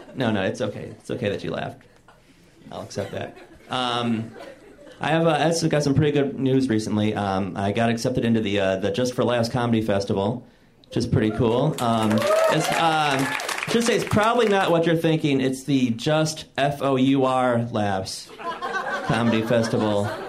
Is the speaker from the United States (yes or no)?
yes; Michigan, United States; moved away; I'm from Michigan, and uh, I was visiting home recently